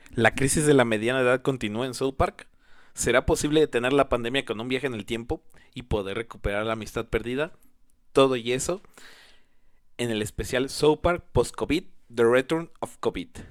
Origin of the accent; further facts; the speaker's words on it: Mexico; yo soy originario de México